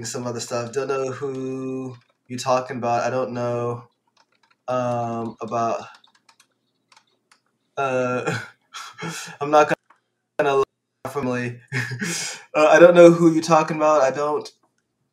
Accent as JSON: {"language": "English", "region": "Louisiana", "country": "United States", "also_born_or_lived": "Virginia", "moved": "yes", "said": "I'm originally from Louisiana. My family migrated to Louisiana, but moved"}